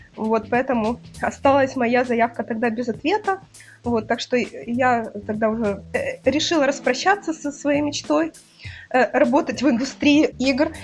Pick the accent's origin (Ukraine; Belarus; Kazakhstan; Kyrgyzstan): Ukraine; Kyiv; я родилась в Киеве